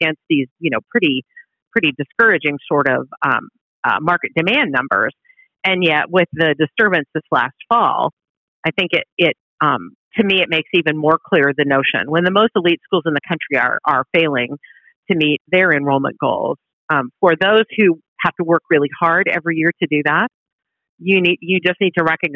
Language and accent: English; outside of Seattle, Washington, United States; moved away; also born or lived in Oregon; I'm originally from the West Coast. I grew up outside of Seattle.